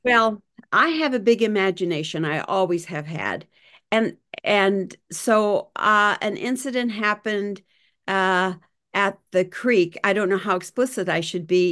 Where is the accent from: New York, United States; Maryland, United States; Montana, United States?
Montana, United States; Ismay; moved away; also born or lived in California; in Ismay. Montana, where I grew up.